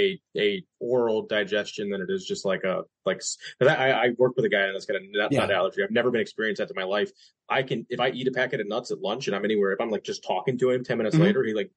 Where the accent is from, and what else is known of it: West Virginia, United States; born or raised there; moved away